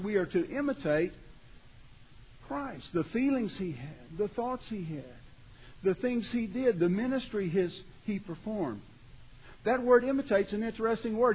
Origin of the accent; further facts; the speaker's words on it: Beaumont, Texas, United States; I grew up down around Beaumont, Texas.